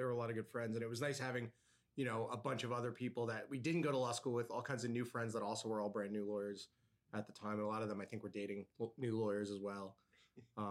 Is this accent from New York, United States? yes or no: yes; New York, United States; moved away as an adult; now in Omaha, United States; I'm a New Yorker. We moved here 10 years ago this year.